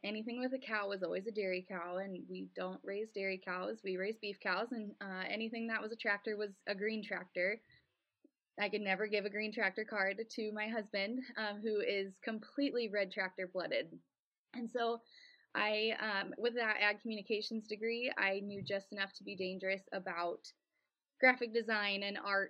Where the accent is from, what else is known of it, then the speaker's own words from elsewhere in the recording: near Omaha, Nebraska, United States; the farm I grew up on is gone